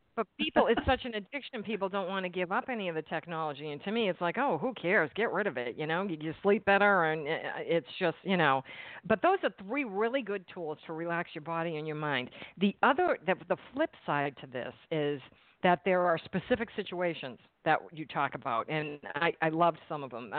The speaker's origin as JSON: {"language": "English", "region": "New England", "country": "United States", "moved": "yes", "lives_now": "New Jersey, United States", "said": "I'm in New Jersey and I'm from New England"}